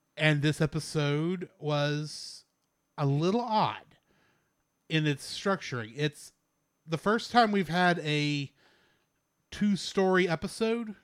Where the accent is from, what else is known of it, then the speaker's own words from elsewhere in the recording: Texas, United States; my pride as a Texan